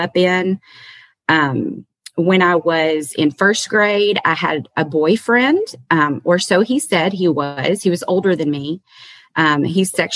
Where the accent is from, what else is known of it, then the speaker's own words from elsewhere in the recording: Kentucky, United States; also born or lived in Massachusetts; I was born in Massachusetts. I've got a mom, a dad, and two older brothers. When I was three, we moved to Kentucky.